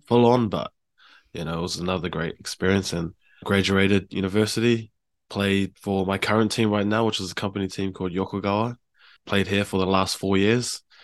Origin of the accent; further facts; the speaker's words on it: Hamilton, Waikato, New Zealand; moved away as an adult; also born or lived in Palmerston North / Auckland; now in Japan; I grew up in, uh, Hamilton, H Town. I was born in Palmerston North, though